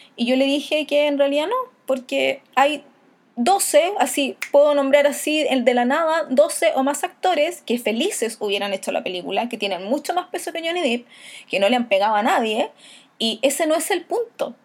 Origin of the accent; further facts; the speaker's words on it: Chile; Y yo cuando le digo de Chile